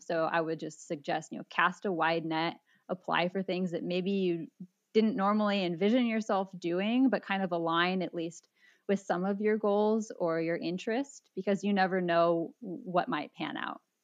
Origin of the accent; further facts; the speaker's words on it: San Diego, California, United States; I grew up in San Diego